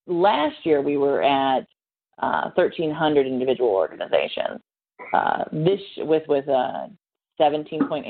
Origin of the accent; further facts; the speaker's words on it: Ohio, United States; now in North Carolina, United States; I am in my hometown